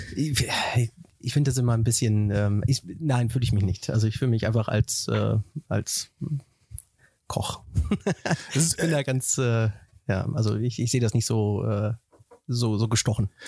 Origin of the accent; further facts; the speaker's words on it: Wetter, North Rhine-Westphalia, Germany; moved away as an adult; also born or lived in Hagen / Dortmund / United States; now in Nuremberg, Germany; ich bin aufgewachsen in Wetter an der Ruhr, äh, in, im wunderschönen Haken geboren